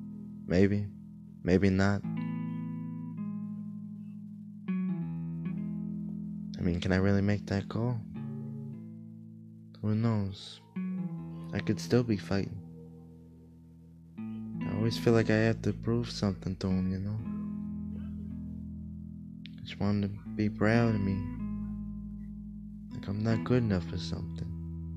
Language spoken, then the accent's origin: English; New York, United States; I don't look like I'm from New York, do I? People tell me all the time, man, like, hey, you don't look like what you sound like.